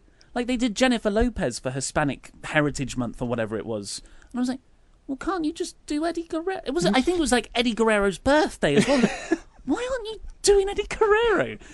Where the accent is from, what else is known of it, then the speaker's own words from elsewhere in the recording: England, United Kingdom; we're English